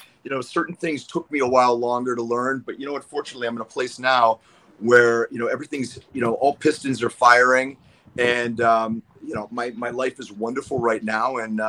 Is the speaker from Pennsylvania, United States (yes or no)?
yes; Pennsylvania, United States; moved away as an adult; also born or lived in Boston, United States; I mean, I came out here from Pennsylvania. Well, I was going to school in Boston at Boston University, and I transferred to UCLA.